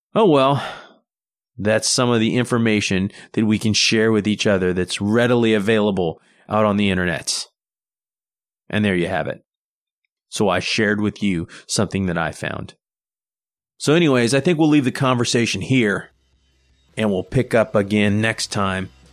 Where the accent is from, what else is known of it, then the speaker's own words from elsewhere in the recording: United States; We're typical American family.